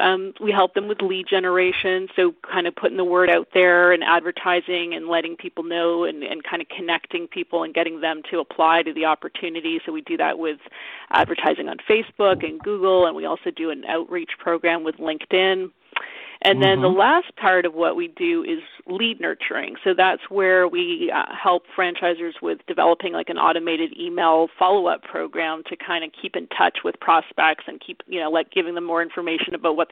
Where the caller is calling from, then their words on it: Vancouver, British Columbia, Canada; I'm actually calling from Vancouver, Canada.